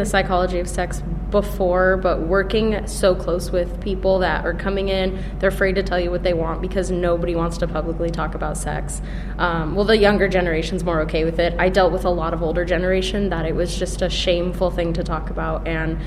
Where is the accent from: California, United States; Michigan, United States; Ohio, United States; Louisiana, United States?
California, United States; San Diego; moved away as an adult; now in Bloomington, United States; I'm from California. I lived in San Diego, so by the beach